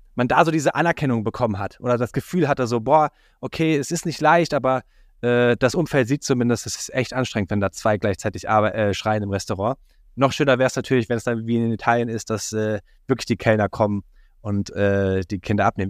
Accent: Germany; als Deutscher und Kinderloser

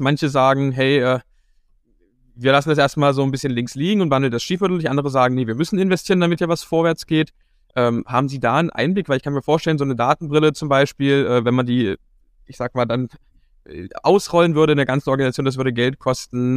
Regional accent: Dessau, Saxony-Anhalt, Germany; ich komme ja hier aus Dessau und Sachsen-Anhalt

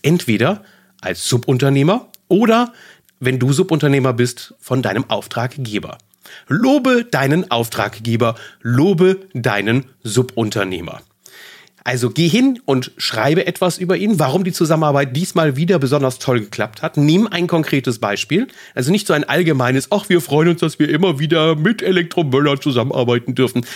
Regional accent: Germany; bei uns in Deutschland

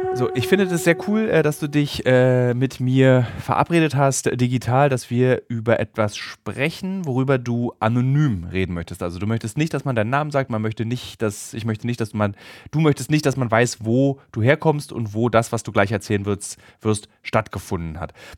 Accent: East Germany, Germany; für mich als Ossi

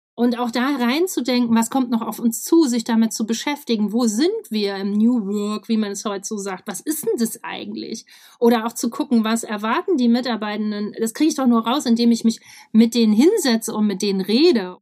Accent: Weimar, Thuringia, Germany; ich bin im Weimar geboren, in Thüringen, du kennst das schöne Land.

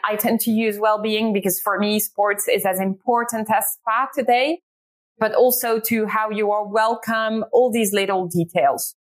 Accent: Ghent, Flanders, Belgium; moved away as an adult; now in London, United Kingdom; Ghent, because it's my hometown

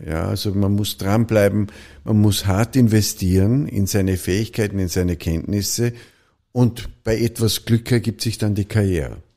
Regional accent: Vorarlberg, Austria; in Vorarlberg, in einem Dorf in Nützedas, wo ich aufgewachsen bin

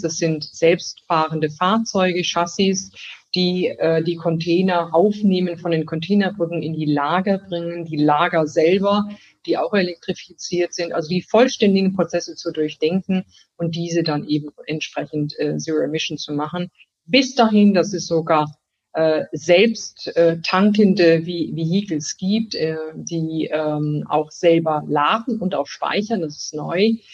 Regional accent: Germany; ich bin natürlich äh, in Deutschland geboren. Deutschland ist ein Stück Heimat.

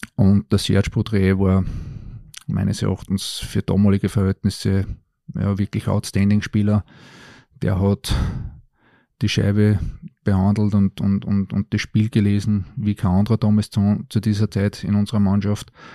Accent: Linz, Upper Austria, Austria; ich war damals einer von den wenigen gebürtigen Linzern

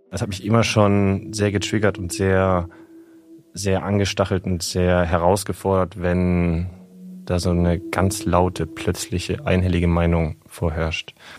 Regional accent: Baden-Württemberg, Germany; born or raised there; also born or lived in Cairo, Egypt

